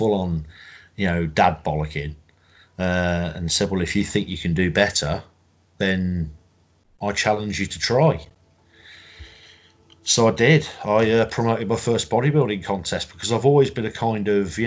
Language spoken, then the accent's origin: English; Coventry, West Midlands, United Kingdom; I'm from Coventry in the Midlands.